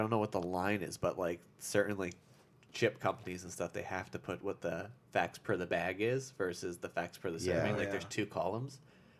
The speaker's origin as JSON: {"language": "English", "town": "Long Island", "region": "New York", "country": "United States", "tie": "born or raised there", "said": "Long Island."}